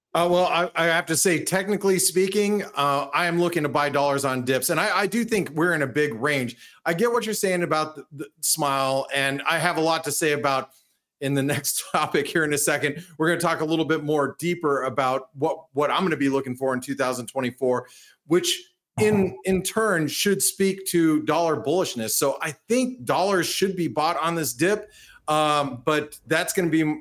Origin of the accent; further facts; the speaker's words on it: United States; speaking as an American, being here in the United States